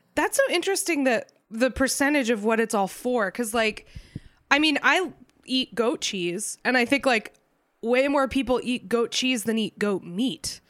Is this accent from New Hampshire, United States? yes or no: yes; New Hampshire, United States; I grew up in New Hampshire, which is like relatively rural